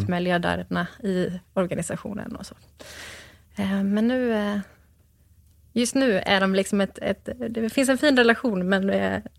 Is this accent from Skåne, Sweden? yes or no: no; Gothenburg, Västra Götaland, Sweden; born there; also born or lived in Örebro / Stockholm / Mullsjö / Burhult; Eh, på Östra sjukhuset i Göteborg.